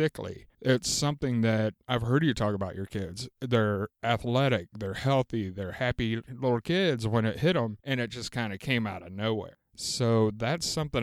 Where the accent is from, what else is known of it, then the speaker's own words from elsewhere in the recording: the South, United States; moved away; When I grew up down in the South